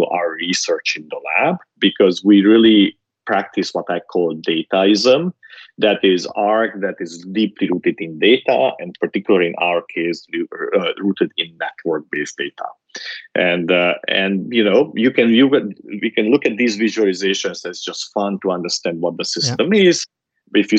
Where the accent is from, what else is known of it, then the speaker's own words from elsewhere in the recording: Transylvania, Romania; moved away; I grew up in Transylvania, which is in Romania, during the Ceausescu's